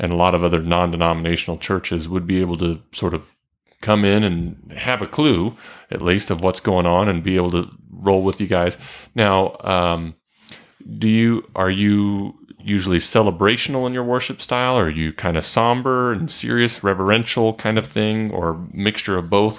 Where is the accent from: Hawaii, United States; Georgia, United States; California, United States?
Georgia, United States; Marietta; I grew up in Marietta, home of the big chicken